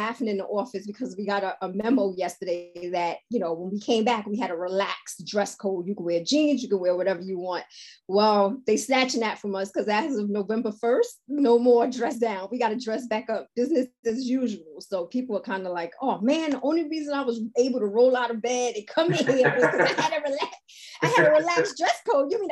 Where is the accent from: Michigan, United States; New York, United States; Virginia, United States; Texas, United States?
New York, United States; New York City; I grew up in Harlem where we had all types of vacant lots